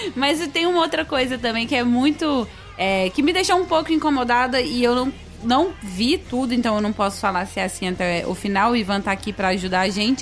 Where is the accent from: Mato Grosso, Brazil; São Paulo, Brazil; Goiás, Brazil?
Goiás, Brazil; Goiânia; perto do meu colégio, tinha a Lê Devolve aqui em Goiânia